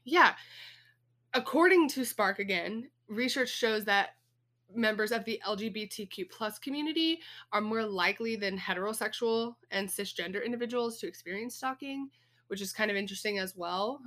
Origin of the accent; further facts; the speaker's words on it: Texas, United States; When I was a kid, of course, growing up in Texas, we have snakes around here